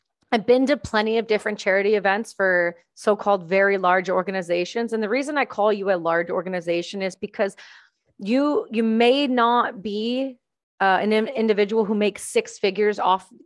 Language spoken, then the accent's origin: English; Canada; I'm Canadian